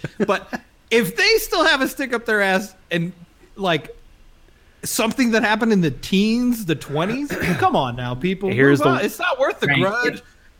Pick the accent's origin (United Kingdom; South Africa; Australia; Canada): South Africa; As a South African